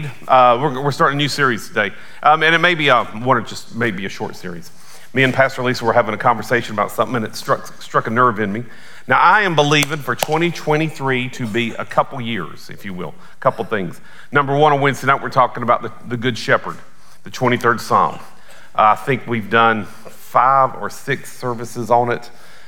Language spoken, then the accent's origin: English; Belmont, North Carolina, United States; also born or lived in Aiken, South Carolina; now in Atlanta, United States; I grew up primarily in West Charlotte, Belmont, North Carolina.